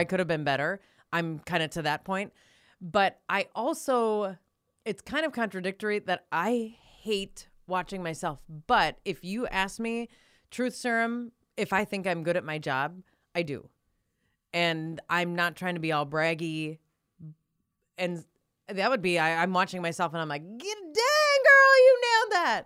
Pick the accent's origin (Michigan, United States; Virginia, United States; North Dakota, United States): North Dakota, United States; Minot; I grew up in Minot